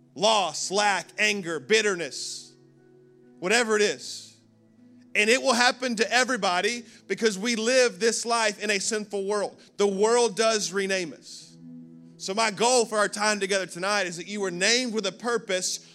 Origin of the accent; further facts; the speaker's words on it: Birmingham, Alabama, United States; now in Orlando, United States; I was born in Birmingham, Alabama, nineteen eighty-four.